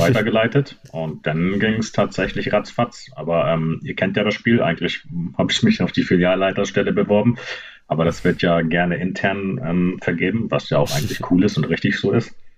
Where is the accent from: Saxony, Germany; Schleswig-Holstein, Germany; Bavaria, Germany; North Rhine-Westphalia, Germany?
Schleswig-Holstein, Germany; Kiel; machen Kiel richtig schlecht gerade, aber ist das meine Heimat